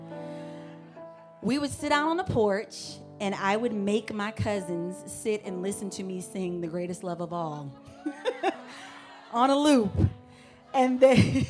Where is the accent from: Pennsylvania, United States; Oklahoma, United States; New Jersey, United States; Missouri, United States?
Missouri, United States; St. Louis; I grew up in St. Louis, Missouri, but my family, my entire family is from Georgia